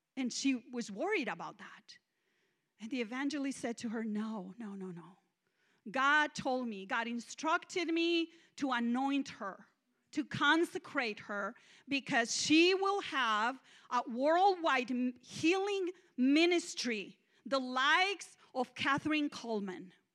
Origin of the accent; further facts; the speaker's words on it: Mexico; English is a second language; moved away as an adult; now in United States; I'm Mexican